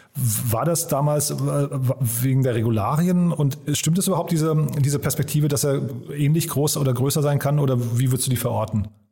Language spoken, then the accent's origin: German; Hofheim am Taunus, Hesse, Germany; now in Berlin, Germany; Wir kommen beide aus Hofheim